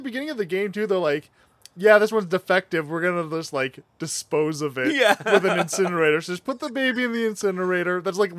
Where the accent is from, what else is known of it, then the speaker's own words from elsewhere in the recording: Canada; Fuck us for being Canadian.